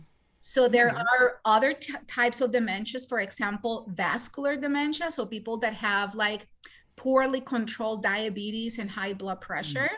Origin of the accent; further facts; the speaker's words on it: Colombia; moved away as an adult; now in United States; I am originally from Colombia and South America. I did med school there and then I came here to the United States